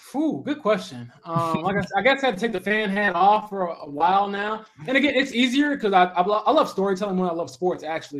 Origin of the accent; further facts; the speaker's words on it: Romeoville, Illinois, United States; moved away as an adult; also born or lived in Northwest Indiana; now in Indianapolis, United States; I'm from Romeoville, Illinois